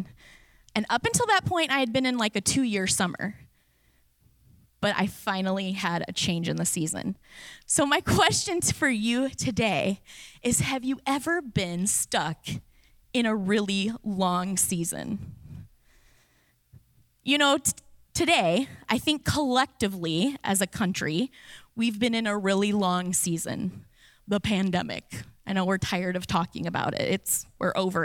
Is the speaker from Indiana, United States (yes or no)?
yes; Indiana, United States; moved away as an adult; now in Florida, United States; I'm from Indiana. We have 4 legitimate seasons.